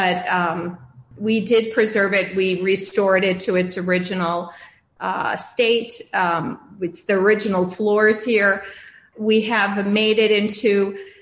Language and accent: English; Chicago, Illinois, United States; moved away as an adult; now in Pasadena, United States; I was born in Chicago suburbs, and I lived there until I went to college, and I moved to California